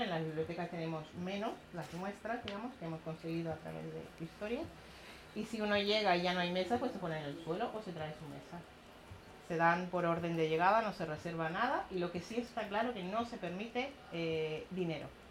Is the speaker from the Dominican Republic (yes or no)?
no; Chile; moved away; also born or lived in Cuba; yo soy chilena, nací en Cuba, pero soy chilena. En Chile vivíamos en una especie de comunidad